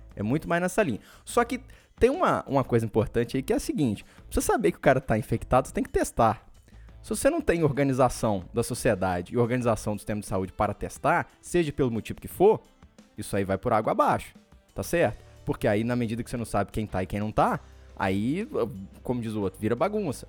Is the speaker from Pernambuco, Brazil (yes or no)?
no; Espera Feliz, Minas Gerais, Brazil; moved away; lá em Espera Feliz, um abraço, minha terra natal